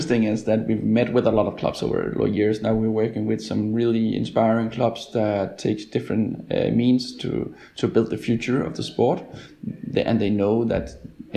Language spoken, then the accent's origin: English; Denmark; I'm from Denmark